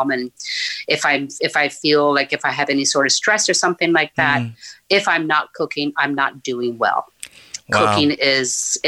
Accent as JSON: {"language": "English", "region": "Newfoundland and Labrador", "country": "Canada", "tie": "born or raised there", "also_born_or_lived": "Nain, Labrador", "moved": "as an adult", "lives_now": "Ottawa, Canada", "said": "our family moved down to Northern Newfoundland, where I was until I graduated high school"}